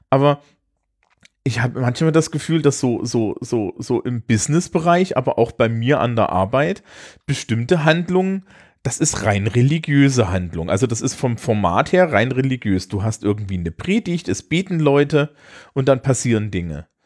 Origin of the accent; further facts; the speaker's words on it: East Germany, Germany; ich, ich hab ein Marx-Seminar gemacht, ja, als Ossi.